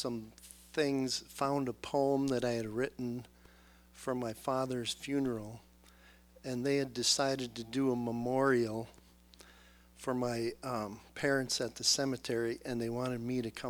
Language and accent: English; Minnesota, United States; moved away; I'm from Minnesota originally